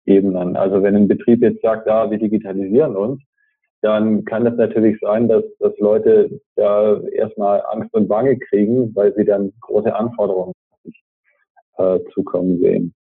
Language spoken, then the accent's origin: German; Stuttgart, Baden-Württemberg, Germany; now in Braunschweig, Germany; ich bin ja Stuttgarter